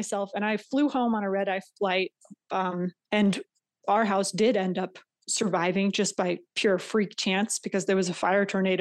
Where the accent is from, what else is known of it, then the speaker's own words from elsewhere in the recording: California, United States; moved away as an adult; I had decided that I was going to move back to my hometown